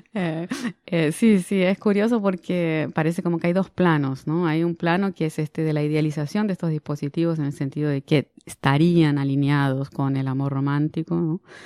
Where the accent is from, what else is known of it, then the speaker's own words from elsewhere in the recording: Argentina; moved away as an adult; now in Brazil; soy argentina, pero vivo en Brasil hace 25 años